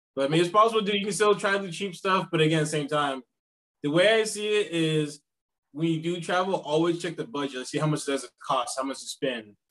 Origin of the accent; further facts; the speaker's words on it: South Carolina, United States; moved away as an adult; now in South Korea; I'm from South Carolina